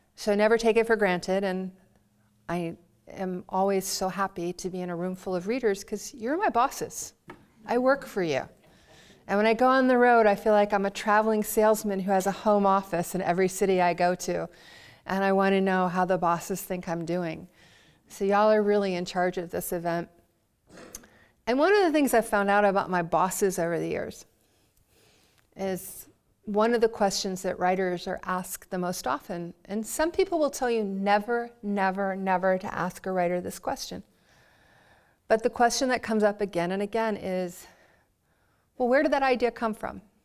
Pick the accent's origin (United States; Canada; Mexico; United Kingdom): United States; Baltimore, Maryland; I was from Baltimore